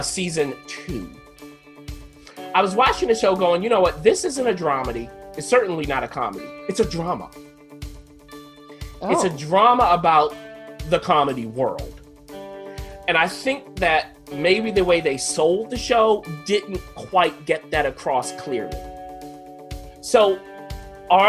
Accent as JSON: {"language": "English", "town": "New York City", "region": "New York", "country": "United States", "said": "as a New Yorker"}